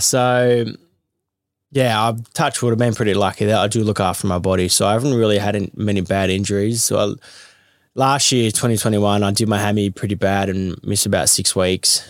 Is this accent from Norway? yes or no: no; Melbourne, Victoria, Australia; I grew up in Carlton, which was probably the closest gym near home.